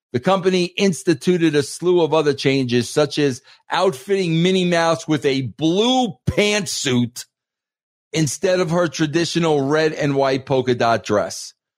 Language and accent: English; New York, United States; I'm an Italian from New York